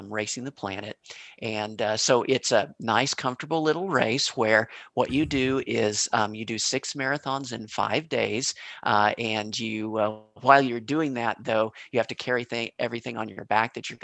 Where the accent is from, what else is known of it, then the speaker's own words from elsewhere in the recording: Kansas City, Missouri, United States; I was born in Kansas City, Missouri